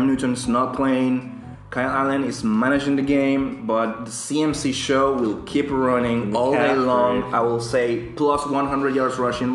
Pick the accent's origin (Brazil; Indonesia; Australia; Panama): Panama; now in London, United Kingdom; I'm from Panama.